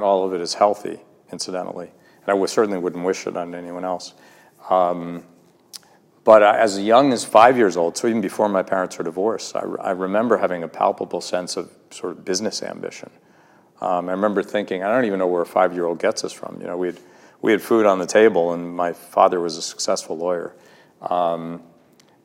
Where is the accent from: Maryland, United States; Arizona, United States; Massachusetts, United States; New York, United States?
Massachusetts, United States; I was born in Massachusetts to a family of highly educated parents